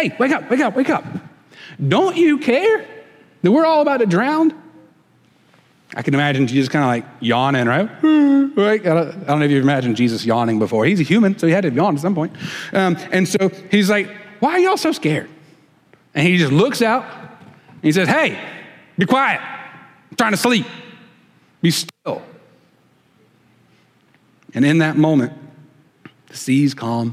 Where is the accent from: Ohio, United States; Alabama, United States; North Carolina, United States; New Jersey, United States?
Alabama, United States; the Wiregrass; now in Mobile Bay area, United States; I'm from the Wiregrass